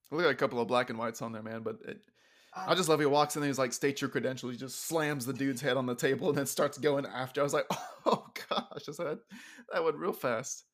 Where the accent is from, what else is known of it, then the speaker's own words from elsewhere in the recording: Texas, United States; being a Texan